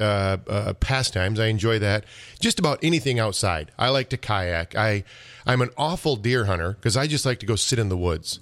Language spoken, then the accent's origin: English; Clare, Michigan, United States; I'm a Claire kid